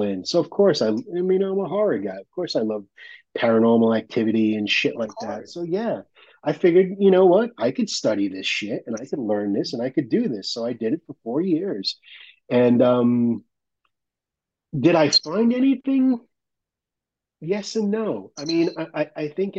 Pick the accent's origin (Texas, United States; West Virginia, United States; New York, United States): New York, United States; The best thing about growing up in New York, the absolute best thing, was being that there are so many people there